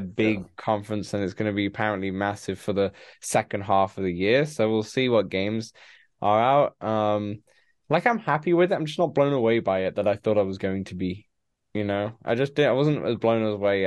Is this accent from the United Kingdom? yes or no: yes; United Kingdom; a lot of British people love it because, you know, we grew up on Top Gear.